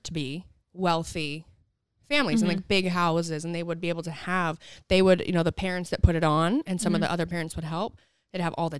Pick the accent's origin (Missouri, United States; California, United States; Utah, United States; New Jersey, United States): Utah, United States; St. George; I'm from St. George, Utah